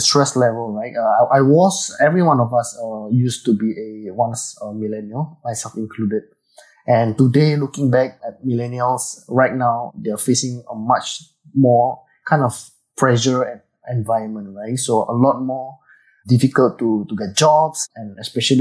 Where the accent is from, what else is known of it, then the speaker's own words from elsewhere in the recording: Indonesia; now in Singapore; I was from Indonesia, actually. So I went to Singapore for a very long time, and I've stayed here for many, many years. So I have now actually converted to a Singaporean as well